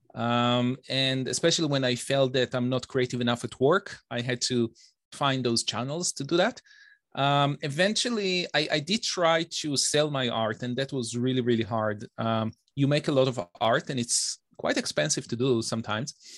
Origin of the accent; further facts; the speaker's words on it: Bnei Brak, Tel Aviv District, Israel; accent: Israeli; moved away as an adult; also born or lived in Detroit, United States; now in Toronto, Canada; I was, uh, born and raised in Israel